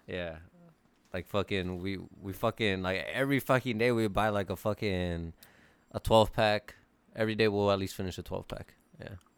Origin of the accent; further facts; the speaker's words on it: California, United States; I'm from California